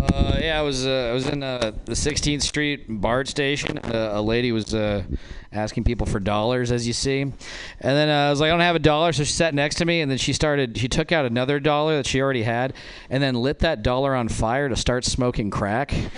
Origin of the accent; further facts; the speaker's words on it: Nevada, United States; moved away; I'm from Nevada. That's a white trash place